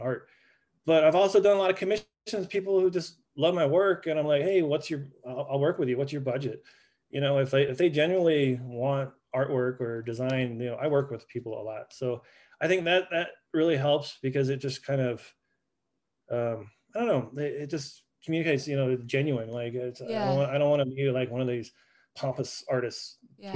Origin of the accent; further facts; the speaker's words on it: Santa Fe, New Mexico, United States; moved away as an adult; also born or lived in Oklahoma / Amsterdam, Netherlands / Iceland; I was born in Santa Fe, New Mexico